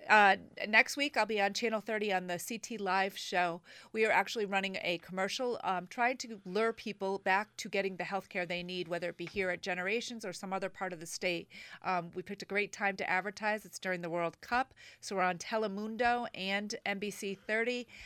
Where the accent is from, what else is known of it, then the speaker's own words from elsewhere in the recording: Manchester and Old Saybrook, Connecticut, United States; also born or lived in Boston, Massachusetts; I've lived in Connecticut all my life. I grew up in Manchester and Old Saybrook, Connecticut.